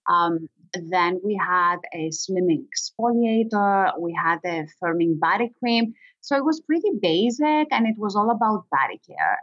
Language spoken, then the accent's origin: English; Greece; I was born and raised in Greece